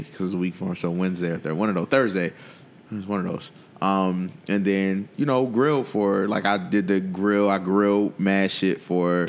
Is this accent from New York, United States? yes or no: yes; Buffalo, New York, United States; moved away as an adult; also born or lived in Baltimore; I was fresh from Buffalo